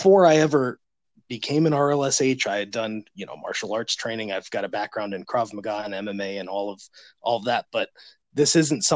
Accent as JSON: {"language": "English", "town": "Chicago", "region": "Illinois", "country": "United States", "moved": "yes", "lives_now": "Winston-Salem, United States", "said": "I'm originally from Chicago. I'm now in Winston-Salem"}